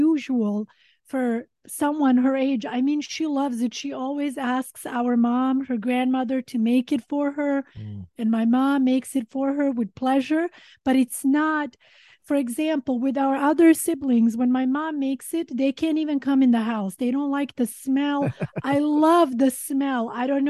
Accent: Sweden; also born or lived in Montenegro; now in Los Angeles, United States; growing up in Sweden

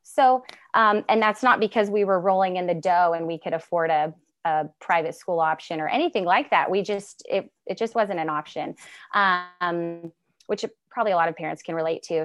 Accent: Mount Shasta, California, United States; moved away as an adult; now in Pacific Northwest, United States; I am from Northern California and from the beautiful Mount Shasta, California area.

